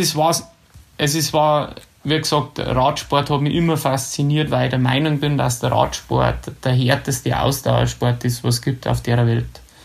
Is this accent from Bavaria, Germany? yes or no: yes; Ramsau bei Berchtesgaden, Bavaria, Germany; ich bin ja in der Ramsau bei Berchtesgaden aufgewachsen.